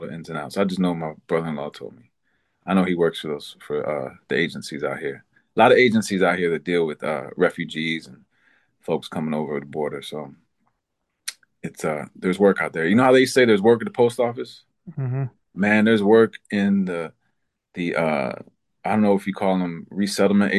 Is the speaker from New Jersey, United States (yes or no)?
yes; New Jersey, United States; also born or lived in New York / Los Angeles; I'm from New Jersey. I'm Colombian. I'm black